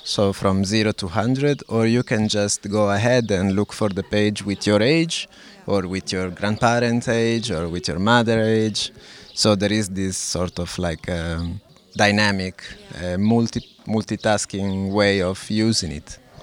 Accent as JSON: {"language": "English", "town": "Lodi", "region": "Lombardy", "country": "Italy", "tie": "born or raised there", "second_language": "English", "moved": "as an adult", "lives_now": "Porto, Portugal", "said": "I was born in Lodi in northern Italy, mm-hmm. although I haven't been living in Italy for uh, I think 17 years. Uh, I'm currently living in Porto"}